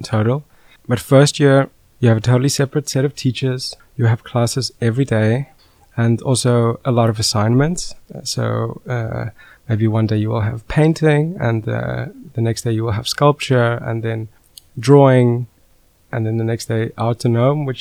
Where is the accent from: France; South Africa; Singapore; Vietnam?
South Africa; moved away as an adult; now in Netherlands; I am originally from South Africa